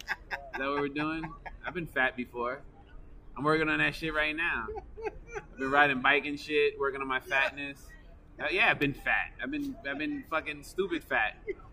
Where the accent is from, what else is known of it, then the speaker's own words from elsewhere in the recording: Queens, New York, United States; That's look, I'm from Queens. We don't do that shit. No. Like, ain't no Queens motherfucker gonna ask you to walk to Brooklyn.